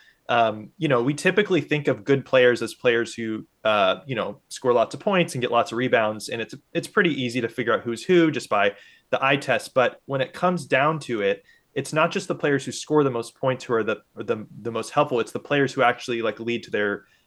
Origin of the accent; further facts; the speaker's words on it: Indianapolis, Indiana, United States; I grew up in Indianapolis, you know, a major hub for basketball